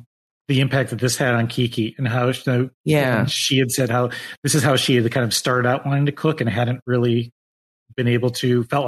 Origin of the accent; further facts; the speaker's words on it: Michigan, United States; moved away as an adult; also born or lived in Los Angeles; that person from my home state here